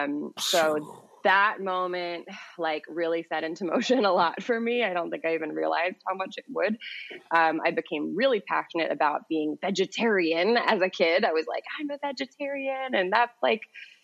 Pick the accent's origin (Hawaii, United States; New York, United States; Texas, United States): New York, United States; New York City; I grew up in New York City